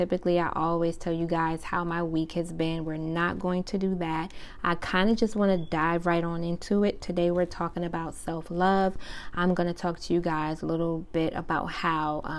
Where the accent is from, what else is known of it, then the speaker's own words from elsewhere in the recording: Summerville, South Carolina, United States; also born or lived in Brooklyn, New York / Charleston, South Carolina; I was born in Brooklyn, we all were, but a few years after my dad passed, we moved to South Carolina. We lived in Charleston, South Carolina, and we also lived in Somerville, South Carolina for most of my childhood